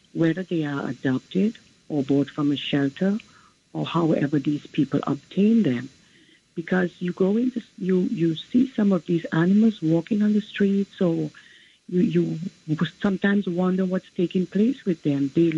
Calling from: Queens, New York, United States; calling from Queens.

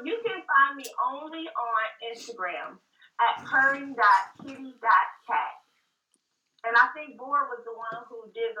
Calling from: Cincinnati, Ohio, United States; I'm calling from Cincinnati, where it's really kind of cold here today.

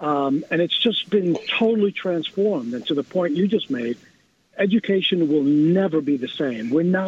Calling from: New York City, New York, United States; I'm calling from New York City.

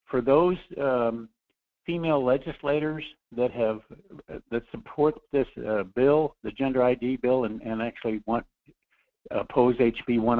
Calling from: Anchorage, Alaska, United States; Uh, hi, Michael. … from Anchorage.

